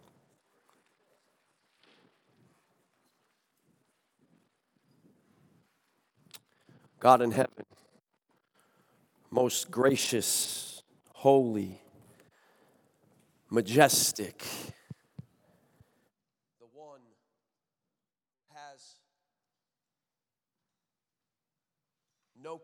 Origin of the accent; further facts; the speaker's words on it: Chaplin, Connecticut, United States; moved away; I was raised in Chaplin, Connecticut